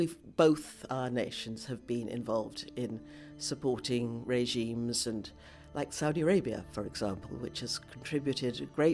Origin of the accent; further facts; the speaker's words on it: United Kingdom; because I am very aware as a British person of how much we have contributed. We British have contributed to the present disaster.